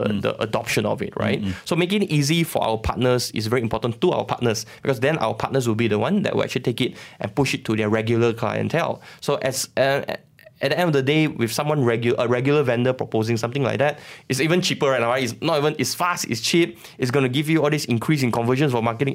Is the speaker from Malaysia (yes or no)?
yes; Sabah, Malaysia; moved away; I'm from Sabah